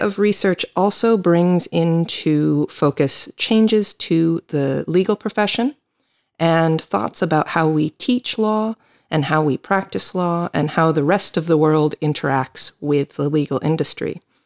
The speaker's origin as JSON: {"language": "English", "country": "United States", "moved": "yes", "said": "I am an American attorney"}